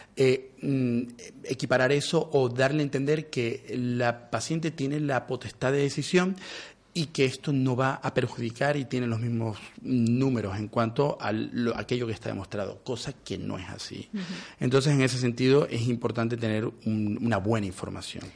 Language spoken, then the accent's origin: Spanish; Venezuela; now in Spain; soy venezolano